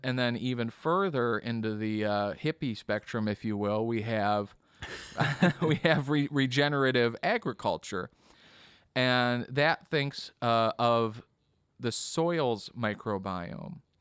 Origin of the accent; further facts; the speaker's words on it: Kenosha, Wisconsin, United States; also born or lived in Bradley, Illinois; I grew up in Kenosha